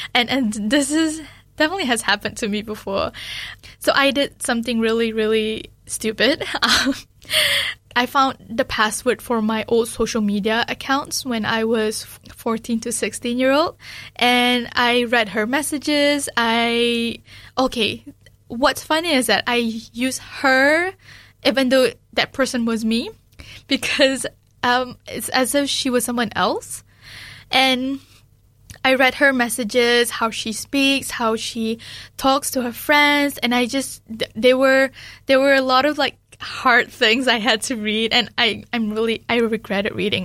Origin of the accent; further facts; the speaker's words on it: Malaysia; now in New Zealand; especially being Malaysian, that is very important for me too